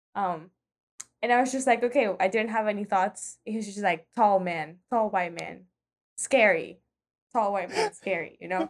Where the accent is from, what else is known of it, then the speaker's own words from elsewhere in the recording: Nicaragua; moved away as an adult; just arrived from Nicaragua